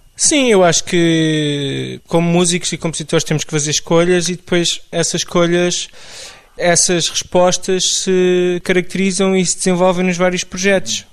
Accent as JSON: {"language": "Portuguese", "town": "Amadora", "region": "Lisbon", "country": "Portugal", "tie": "born or raised there", "also_born_or_lived": "Benfica, Lisbon", "said": "Eu cresci em Benfica e na Amadora"}